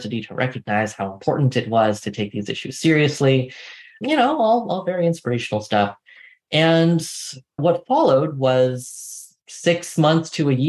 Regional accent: San Francisco Bay Area, California, United States; I grew up in the San Francisco Bay Area on the peninsula in a relatively small town.

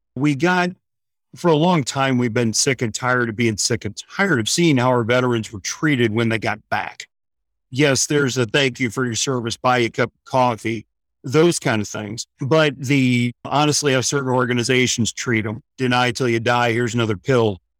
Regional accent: St. Louis, Missouri, United States; moved away as an adult; now in Florida, United States; originally a Midwestern boy, born and raised in Saint Louis, Missouri, moved to Florida in nineteen ninety-nine

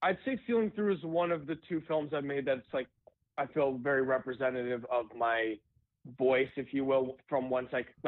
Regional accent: New York City, New York, United States; moved away as an adult; now in Los Angeles, United States; I actually grew up in New York City. I was there pretty much my whole life other than coming here about 9 years ago.

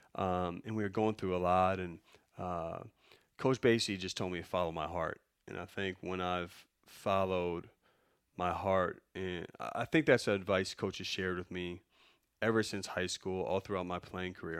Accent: Chicago, Illinois, United States; I'm from Chicago

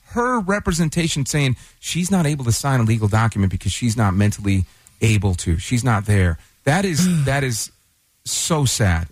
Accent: Detroit, Michigan, United States; now in Texas, United States; I grew up in Detroit

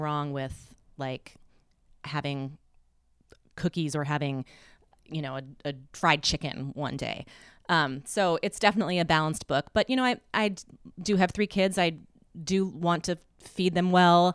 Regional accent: Midwest, United States; I'm from the Midwest

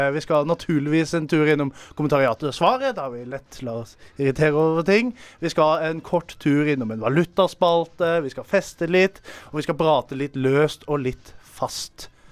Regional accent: Arendal, Agder, Norway; jeg kommer jo fra The Hood i Arendal

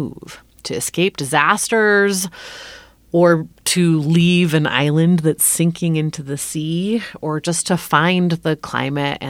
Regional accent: California, United States; even in California, where we, already had quite warm weather all the time

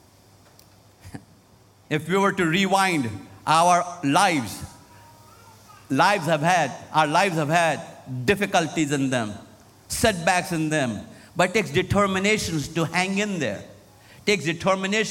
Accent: Lucknow, Uttar Pradesh, India; moved away as an adult; now in United States; my hometown where I was raised in Lucknow, India, North India

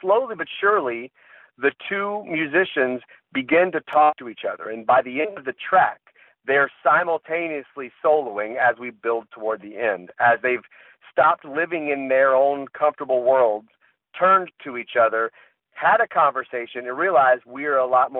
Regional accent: the South, United States; I am from the South, and I have been around a whole bunch of people from the South who are conservative and some who are liberal.

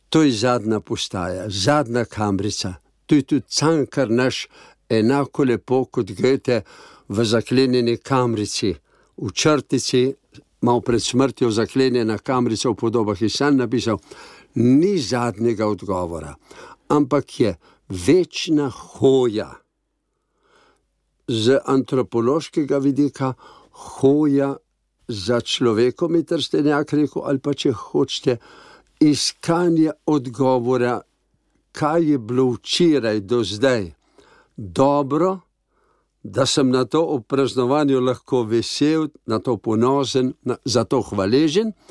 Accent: Slovenia; To pa pomeni, da smo našli Slovenci

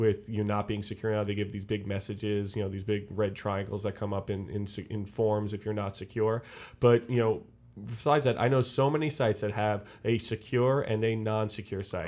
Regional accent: Long Island, New York, United States; I'm from Long Island

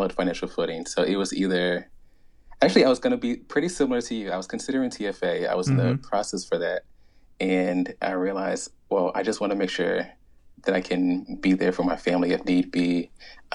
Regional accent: Richmond, Virginia, United States; moved away as an adult; also born or lived in Charlotte, North Carolina / Delaware; I'm from Richmond, Virginia. I think I lived there from ages 3 to 18.

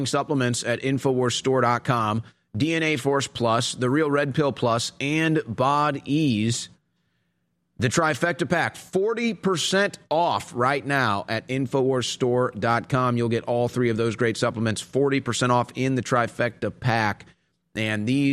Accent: Texas, United States; a Texan

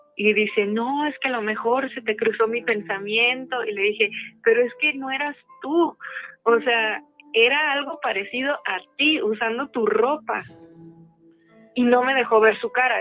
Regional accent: Aguascalientes, Mexico; now in Mexico City, Mexico; yo crecí en Aguascalientes

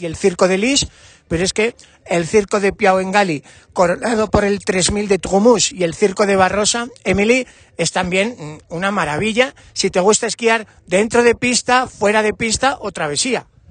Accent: Navarre, Spain; como Navarro

